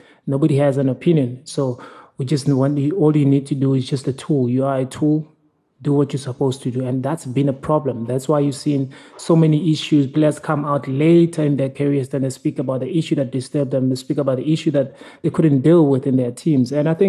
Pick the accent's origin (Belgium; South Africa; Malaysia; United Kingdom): South Africa